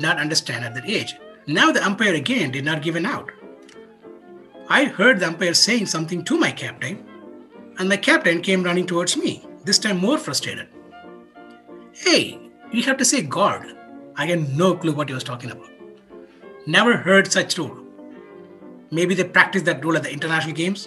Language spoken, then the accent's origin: English; India; Growing up in India, we were in a small town where everyone knows everyone.